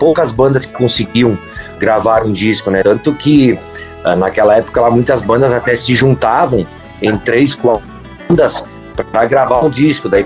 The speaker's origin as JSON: {"language": "Portuguese", "town": "Carlos Barbosa", "region": "Rio Grande do Sul", "country": "Brazil", "tie": "born or raised there", "said": "Carlos Barbosa"}